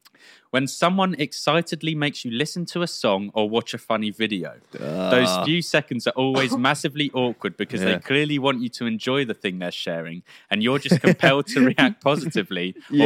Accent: England, United Kingdom; Think as English people, we say like, sorry, way too much.

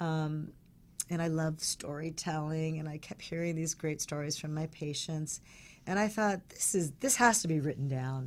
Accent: Palos Verdes, California, United States; I grew up in Palos Verdes

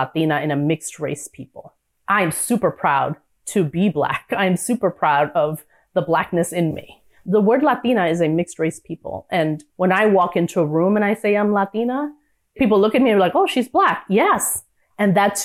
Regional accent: New York, United States; being a New Yorker

